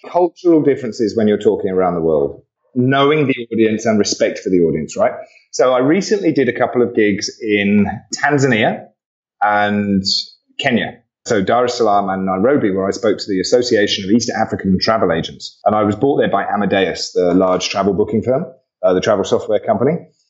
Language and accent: English; Australia; I'm Aussie, so I'm going to tread on it.